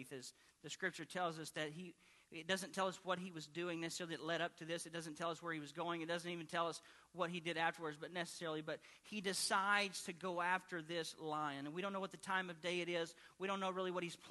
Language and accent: English; Arkansas, United States; where I grew up in Arkansas